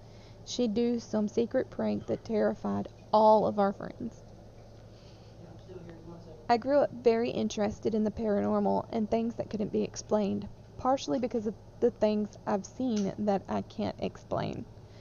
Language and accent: English; Midwest, United States; I grew up in the Midwest, and I don't know if anyone outside the Midwest knows this